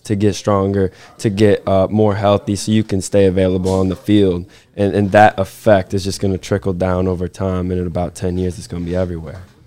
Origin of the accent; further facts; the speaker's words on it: United States; moved away; some, uh, university that's, it's called Saint Ambrose that's, that's near my hometown